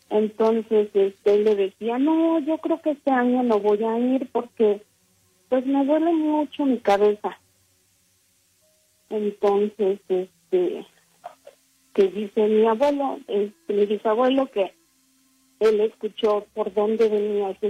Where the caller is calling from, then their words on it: Salt Lake City, Utah, United States; Hablo desde acá de, Estados Unidos, del estado de Utah, Salt Lake City.